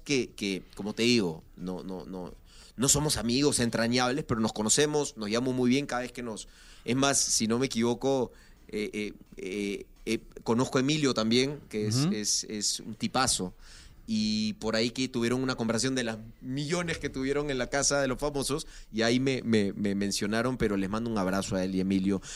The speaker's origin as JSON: {"language": "Spanish", "region": "Lima", "country": "Peru", "tie": "born or raised there", "moved": "as an adult", "said": "Nací en Lima, nací en Lima"}